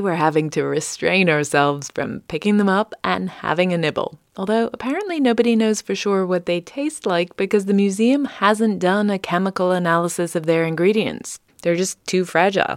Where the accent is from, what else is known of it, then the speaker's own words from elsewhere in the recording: United Kingdom; moved away as an adult; now in United States; British transplant to the U S